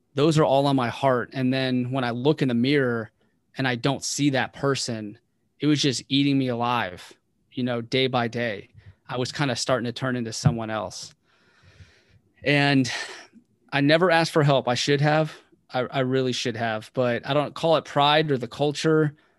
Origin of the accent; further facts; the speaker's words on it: Waldorf, Maryland, United States; moved away as an adult; also born or lived in West Virginia; I was raised primarily in Waldorf, Maryland